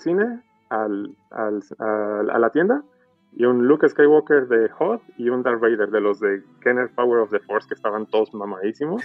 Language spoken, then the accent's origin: Spanish; Mexico; soy de México